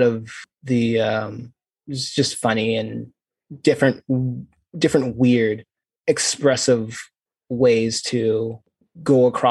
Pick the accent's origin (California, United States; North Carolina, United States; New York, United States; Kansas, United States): North Carolina, United States; I'm born and raised in North Carolina, probably mostly stayed here my whole life.